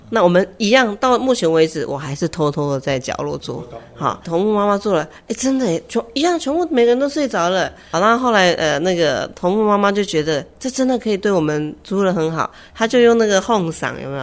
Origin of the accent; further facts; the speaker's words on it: Taipei, Taiwan; moved away as an adult; now in Taitung, Taiwan; 我台北人嘛，在台北上班，那也在台北